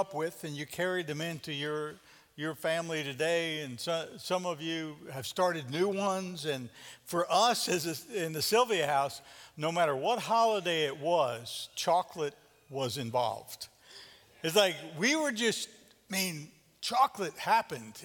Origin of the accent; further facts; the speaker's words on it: New York, United States; growing up in New York